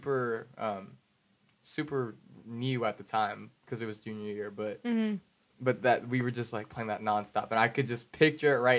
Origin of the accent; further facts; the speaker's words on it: the Bay Area, California, United States; I'm from the Bay